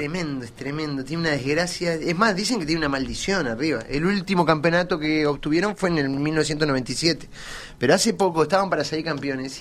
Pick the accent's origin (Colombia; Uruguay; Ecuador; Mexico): Uruguay; Colonia del Sacramento, Colonia; yo soy de Colonia